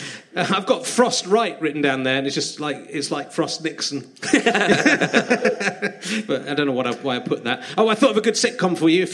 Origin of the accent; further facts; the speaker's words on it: Cheddar, South West England, United Kingdom; We grew up in Cheddar, so there wasn't a McDonald's in Cheddar.